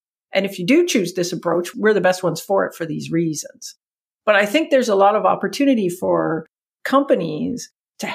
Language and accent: English; Canada; accent: Canadian; my Canadian accent